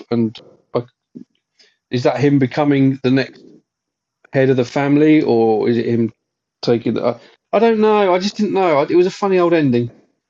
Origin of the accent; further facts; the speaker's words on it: England, United Kingdom; we're English.